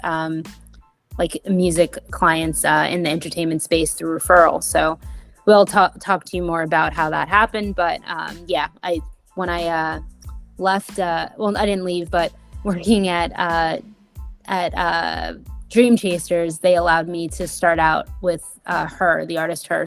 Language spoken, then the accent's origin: English; New York City, New York, United States; I grew up in Brooklyn